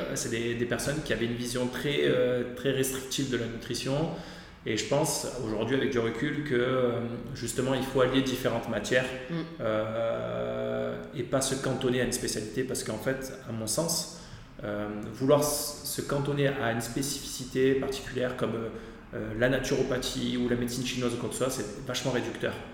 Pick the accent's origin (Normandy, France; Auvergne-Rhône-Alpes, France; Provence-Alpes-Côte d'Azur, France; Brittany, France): Provence-Alpes-Côte d'Azur, France; Aix-en-Provence; je suis d'Aix-en-Provence